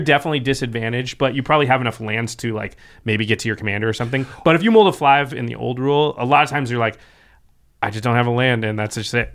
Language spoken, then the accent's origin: English; Pacific Northwest, United States; I grew up in the Pacific Northwest as well.